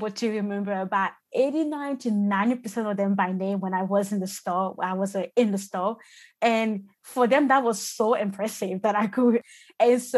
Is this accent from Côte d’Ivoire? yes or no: yes; Côte d’Ivoire; moved away; I was born and raised in the Ivory Coast and moved in the country about 2006